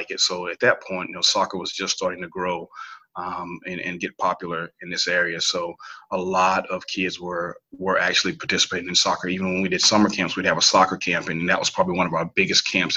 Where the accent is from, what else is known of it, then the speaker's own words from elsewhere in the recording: Lincolnton, North Carolina, United States; I am originally from North Carolina. To be exact, I am from Lincolnton, North Carolina